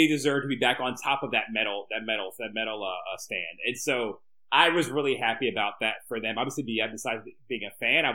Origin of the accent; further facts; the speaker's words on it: United States; I'm an American